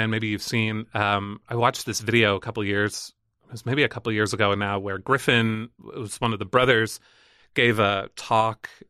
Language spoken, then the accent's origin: English; Northern Ireland, United Kingdom; accent: Northern Irish; and like my accent is different i don't sound super northern irish anymore